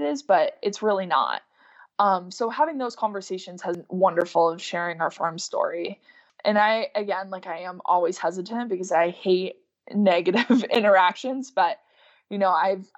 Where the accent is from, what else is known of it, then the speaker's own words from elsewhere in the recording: Lisbon, New York, United States; I'm from New York